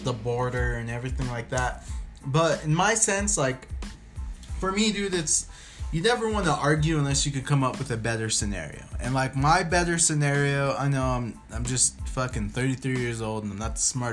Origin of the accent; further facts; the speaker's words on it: United States; as an American